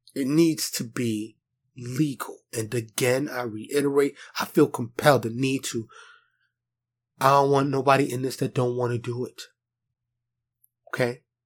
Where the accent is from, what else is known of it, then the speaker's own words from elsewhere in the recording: New York, United States; I, I born and raised in New York